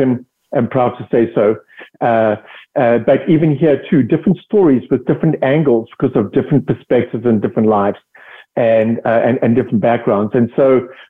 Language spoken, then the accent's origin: English; South Africa; accent: South African; moved away as an adult; also born or lived in United Kingdom; I'm originally from South Africa. That's the accent.